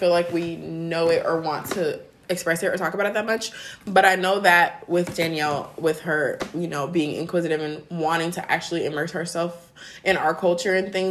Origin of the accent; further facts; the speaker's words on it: Nigeria; You think mm-hmm. I'm Nigerian.